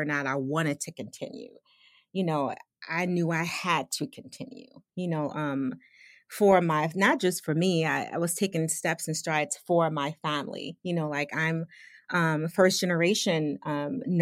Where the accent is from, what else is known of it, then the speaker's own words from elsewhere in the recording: Chicago, Illinois, United States; also born or lived in Western Michigan; I grew up in Chicago, you know, like the Chicagoland